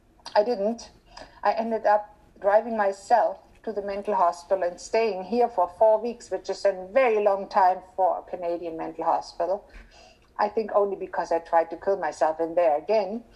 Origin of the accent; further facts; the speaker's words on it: Germany; moved away; I was born and raised in Germany in a middle-class family